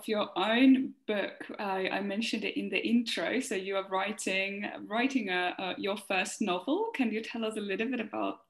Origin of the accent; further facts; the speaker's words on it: Finland; I'm from Finland.